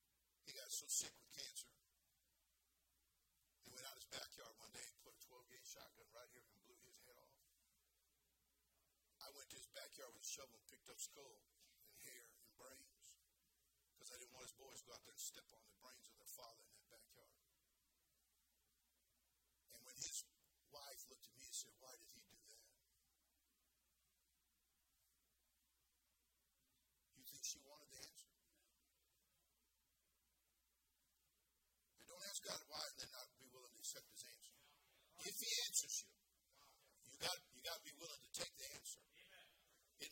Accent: California, United States; I'm from California. I know all about fruits and nuts

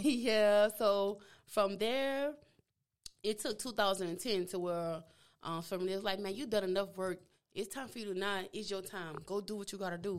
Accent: New Orleans, Louisiana, United States; accent: Louisiana; moved away as an adult; also born or lived in Texas / Houston; I was raised in New Orleans, and after that, after high school, I moved, moved to Texas

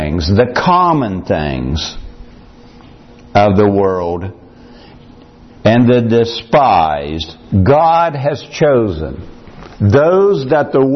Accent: United States; I came from Morgan County

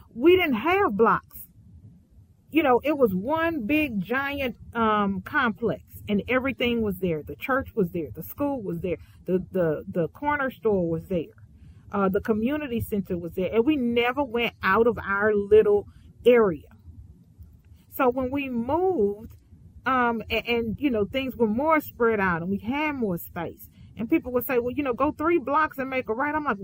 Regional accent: Houston, Texas, United States; I grew up in Fifth Ward, Houston, Texas, and it was densely populated.

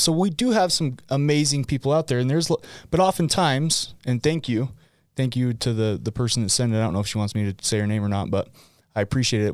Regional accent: West Point, Utah, United States; I grew up in West Point, Utah

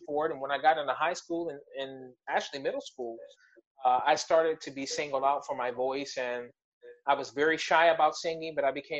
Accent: Youngstown, Ohio, United States; moved away as an adult; also born or lived in Atlanta, Georgia / Indiana; now in Niceville, United States; My high school show choir teacher, she took me from Youngstown, Ohio, where I'm from, to Indiana

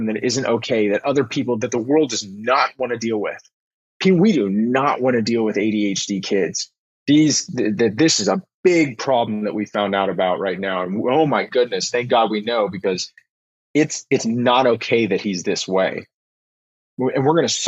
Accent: Houston, Texas, United States; also born or lived in Austin, Texas; we moved to Austin from Houston, Texas, right before I started high school

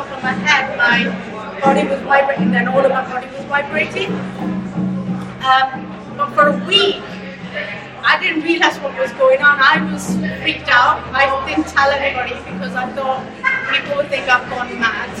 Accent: United Kingdom; English is a second language; also born or lived in Rawalpindi, Pakistan; around the age of 7, me and my mom moved to the UK to be with my dad

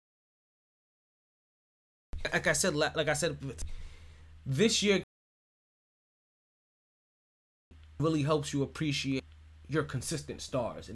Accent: South Florida, United States; I'm from South Florida.

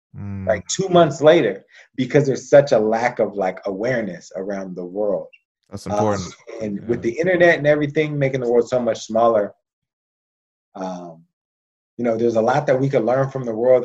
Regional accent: United States; I was American

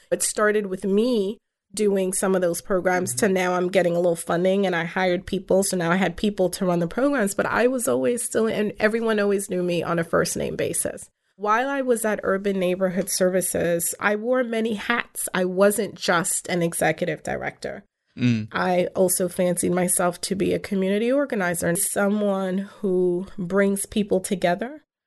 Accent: New York City, New York, United States; first language English; Coney Island is my hometown, it's where I grew up, it's where I spent my formative years

